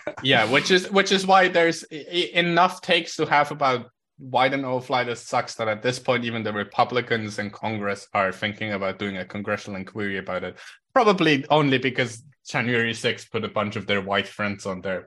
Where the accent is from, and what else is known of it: Switzerland